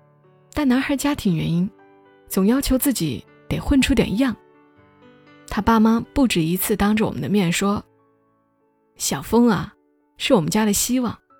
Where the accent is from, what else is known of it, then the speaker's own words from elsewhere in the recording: Gongzhuling, Jilin, China; 我老家的县城叫公主岭，长春边上的小地方。